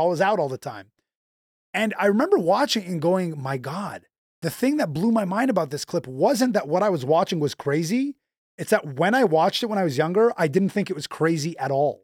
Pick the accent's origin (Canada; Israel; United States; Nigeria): Canada; also born or lived in Montreal; being Canadian